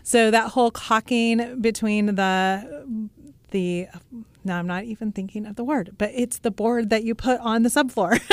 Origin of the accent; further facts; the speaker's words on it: Russell, Kansas, United States; I grew up in Russell, Kansas